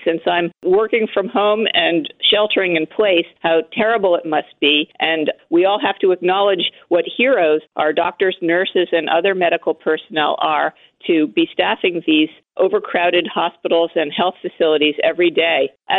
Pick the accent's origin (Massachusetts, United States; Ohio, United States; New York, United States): New York, United States; New York City; I grew up here in Manhattan. I lived in the city for many decades